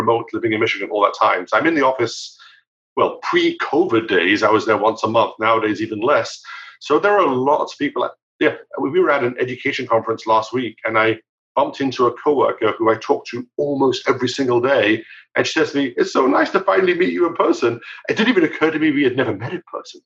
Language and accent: English; United Kingdom; now in United States; I grew up in the UK, as you can probably pick up from my accent.